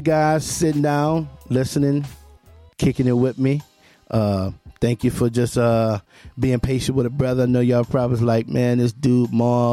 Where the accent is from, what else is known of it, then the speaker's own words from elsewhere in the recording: Memphis, Tennessee, United States; He's from my hometown. He's from my birthplace, Memphis, Tennessee